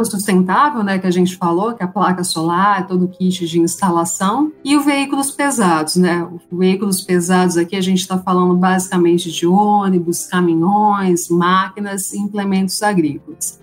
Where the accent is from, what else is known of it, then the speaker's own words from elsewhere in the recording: Arujá, São Paulo, Brazil; eu sou aqui de São Paulo, né? Minha família é de Arujá, uma uhum. cidade aqui da Grande São Paulo